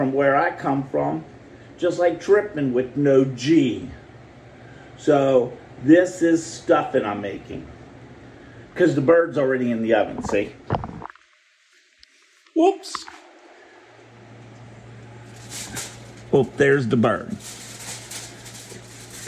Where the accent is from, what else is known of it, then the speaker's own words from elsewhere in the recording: the North, United States; I'm from the North